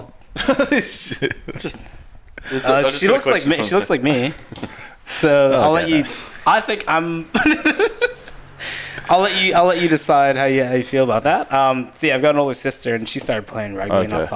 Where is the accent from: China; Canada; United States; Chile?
Canada; Born and raised in Canada, but obviously Vietnamese